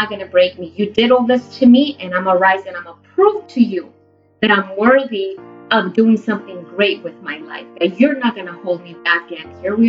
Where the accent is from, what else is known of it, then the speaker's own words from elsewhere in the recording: Guatemala; English is a second language; also born or lived in El Salvador; Growing up in Guatemala and El Salvador, I was always taught, you know, that you have to be a lady, and then you're going to be a good wife